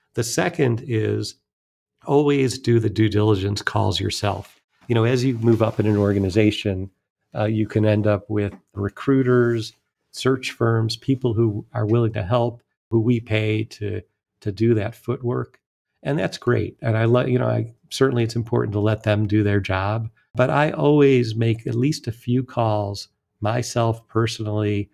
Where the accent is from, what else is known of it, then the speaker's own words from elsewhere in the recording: Cleveland, Ohio, United States; I enjoyed growing up outside Cleveland, Ohio